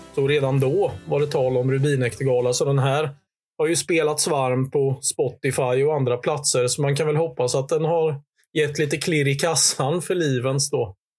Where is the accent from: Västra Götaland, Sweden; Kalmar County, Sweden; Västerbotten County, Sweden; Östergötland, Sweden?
Kalmar County, Sweden; Hultsfred; från den här bygden där jag växte upp i Hultsfred i östra Småland.